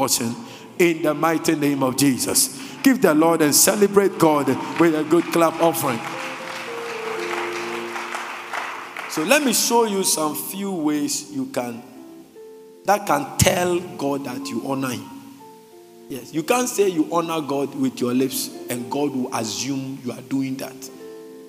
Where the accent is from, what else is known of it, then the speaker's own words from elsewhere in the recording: Ghana; as a Christian, I'm not talking as a Ghanaian